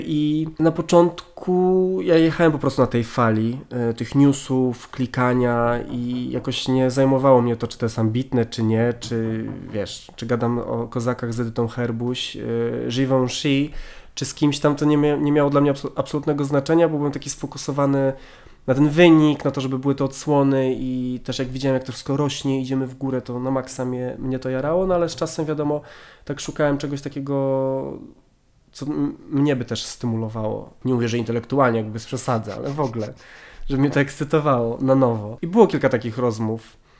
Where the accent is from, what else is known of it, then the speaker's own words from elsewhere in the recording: Warmian-Masurian Voivodeship, Poland; moved away as an adult; also born or lived in Wrocław; ja jestem z Warmii i Mazur